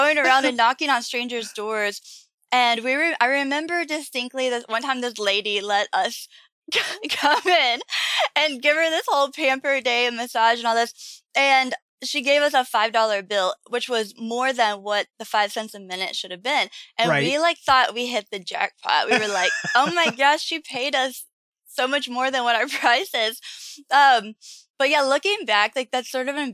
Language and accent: English; Leitchfield, Kentucky, United States; I was just born in a small town called Litchfield, Kentucky